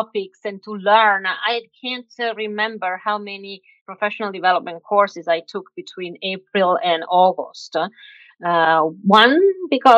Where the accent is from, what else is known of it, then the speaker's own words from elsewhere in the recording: Milan, Lombardy, Italy; moved away as an adult; I was born and raised in Milan